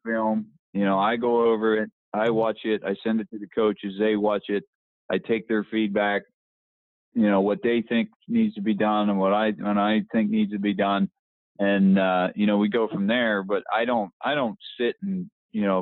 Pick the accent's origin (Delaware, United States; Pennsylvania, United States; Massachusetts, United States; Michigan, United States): Pennsylvania, United States; Petersburg; I'm from Petersburg